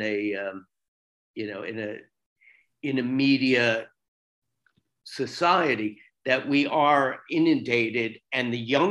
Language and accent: English; Florida, United States; moved away as an adult; also born or lived in New York City; I grew up in Florida, but I spent most of my adult life in New York City